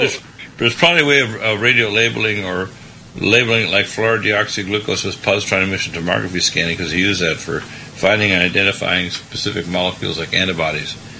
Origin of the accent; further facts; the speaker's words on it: Vista, California, United States; my hometown, Vista